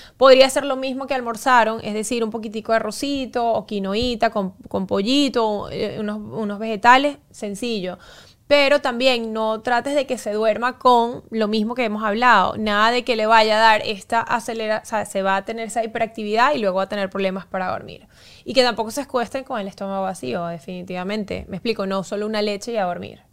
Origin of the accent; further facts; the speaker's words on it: Venezuela; como buen venezolana